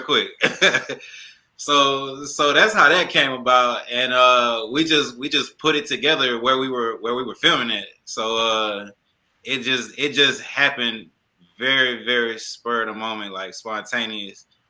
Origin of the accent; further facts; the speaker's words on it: Atlanta, Georgia, United States; I don't know if I'm from Atlanta anymore